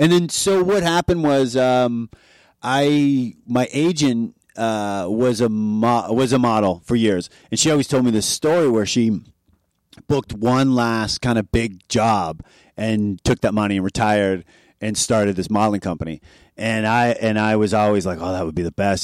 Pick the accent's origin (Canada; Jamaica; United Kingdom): Canada; Oshawa, Ontario; moved away as an adult; also born or lived in New York City / Milan; now in Vancouver, Canada; I'm from Oshawa, Ontario